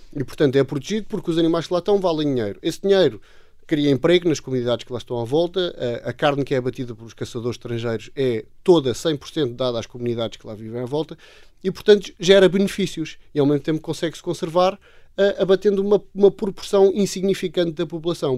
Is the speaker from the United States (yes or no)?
no; Portugal; also born or lived in Namibia; sendo portugueses